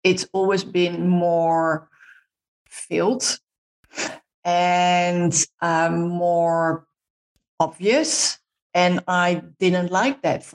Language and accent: English; Netherlands; moved away; I'm Dutch, so I'm from the Netherlands